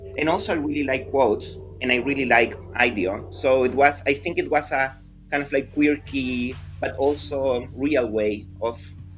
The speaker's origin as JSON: {"language": "English", "country": "Chile", "moved": "yes", "said": "Yeah, I'm from Chile. I moved here in 2015. But yeah, I've been around. I started seeing the world and living in different countries quite early in my life."}